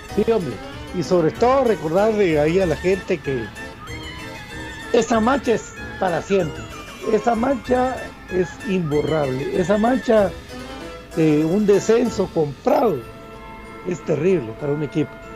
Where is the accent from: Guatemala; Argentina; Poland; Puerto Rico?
Guatemala; como guatemalteco